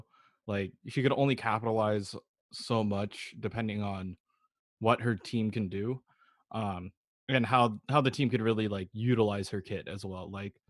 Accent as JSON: {"language": "English", "area": "Bay Area", "region": "California", "country": "United States", "said": "I'm from the Bay Area"}